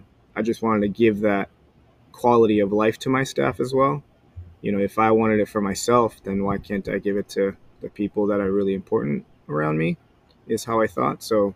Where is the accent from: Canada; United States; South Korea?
South Korea; Like, he came from Belarus. I came from Korea. Family business.